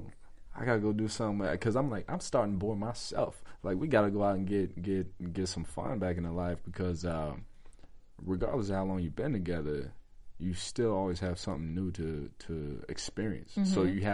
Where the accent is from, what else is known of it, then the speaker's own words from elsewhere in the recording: New York, United States; I'm from the country. I was raised in New York